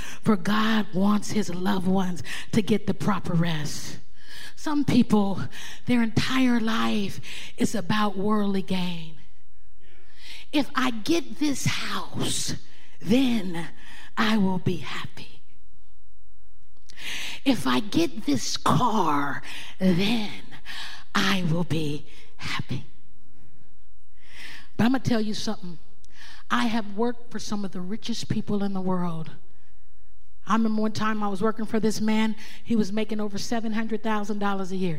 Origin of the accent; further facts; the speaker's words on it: Oakland, California, United States; There's something in me from growing up in Oakland.